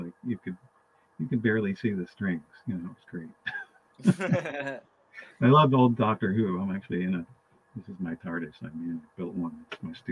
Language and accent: English; Brookline, Massachusetts, United States; I grew up in a town called Brookline, Massachusetts, which is borders Boston